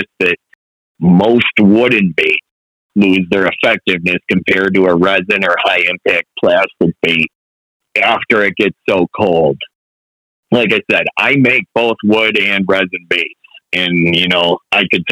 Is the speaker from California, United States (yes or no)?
no; Buffalo, New York, United States; I grew up on the Niagara and Buffalo Harbor fishing